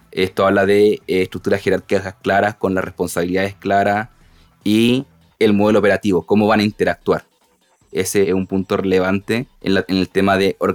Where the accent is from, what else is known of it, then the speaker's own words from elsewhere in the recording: Punta Arenas, Magallanes, Chile; born there; now in Santiago, Chile; Uno que nace en provincia, en región, yo nací en Punta Arenas, moviéndome por cada una de, las ciudades del sur hasta llegar a Santiago